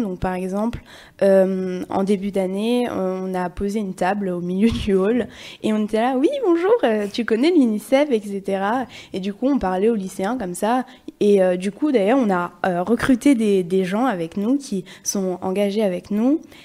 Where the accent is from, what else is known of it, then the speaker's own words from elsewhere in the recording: Limoges, Nouvelle-Aquitaine, France; moi je viens de Limoges